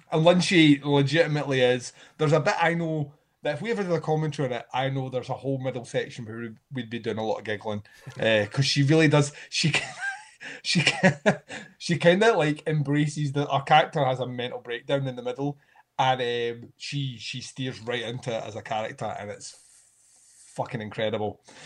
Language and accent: English; Scotland, United Kingdom; me being Scottish